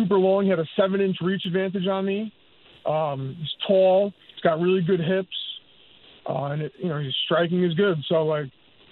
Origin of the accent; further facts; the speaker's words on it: New York City, New York, United States; also born or lived in Manhattan, New York; I was born 30 blocks from Madison Square Garden. I was raised in Queens.